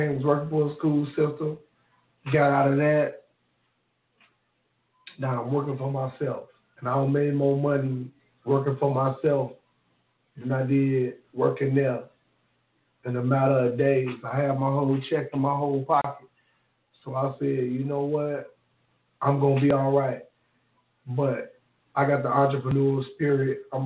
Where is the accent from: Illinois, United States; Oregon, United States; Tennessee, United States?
Tennessee, United States; Memphis; If you're from the South, like I'm from the South. I'm from North Memphis